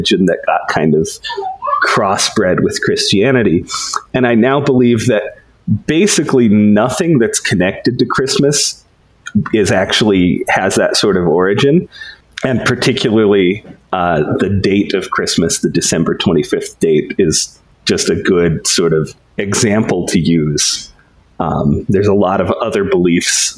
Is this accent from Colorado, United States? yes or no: yes; Denver, Colorado, United States; I am from Denver, Colorado. I live in my childhood home